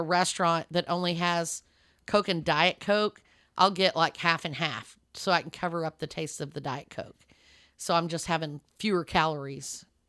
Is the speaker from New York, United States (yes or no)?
no; Lubbock, Texas, United States; moved away; but I know growing up in Lubbock, Texas, the Taco Bells there had Coca-Colas, not Pepsi.